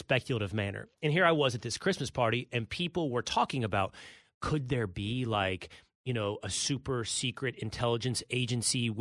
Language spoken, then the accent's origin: English; Texas, United States; moved away as an adult; also born or lived in New York City; I now live in Texas, my home state